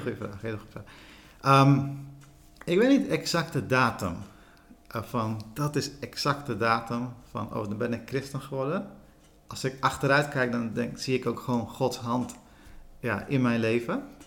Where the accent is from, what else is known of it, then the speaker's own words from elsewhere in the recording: Sri Lanka; now in Netherlands; ik ben in Sri Lanka geboren